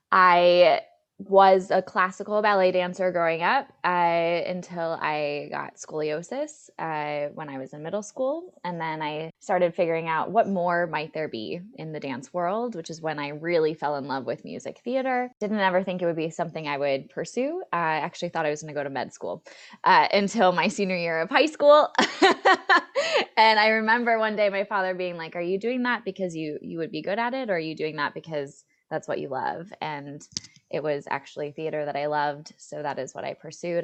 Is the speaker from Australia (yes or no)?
no; Green Bay, Wisconsin, United States; moved away; I am from Green Bay, Wisconsin originally. That's where I grew up